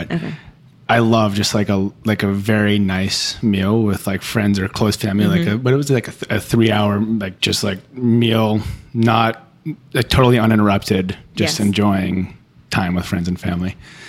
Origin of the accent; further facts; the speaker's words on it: Cape Cod, Massachusetts, United States; moved away as an adult; also born or lived in Seaport, Boston; now in Boston, United States; I'm from Cape Cod